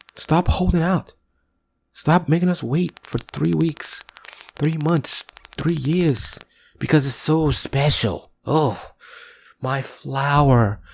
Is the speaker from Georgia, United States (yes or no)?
no; New York, United States; I grew up in New York